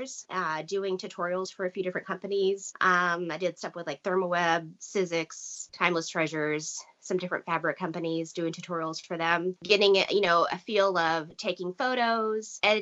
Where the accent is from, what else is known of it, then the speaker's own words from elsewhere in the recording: Texas, United States; I grew up in Texas